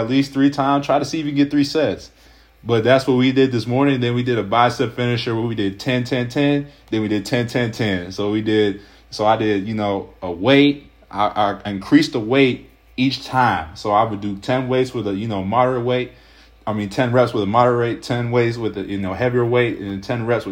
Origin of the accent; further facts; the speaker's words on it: Ohio, United States; I'm from Ohio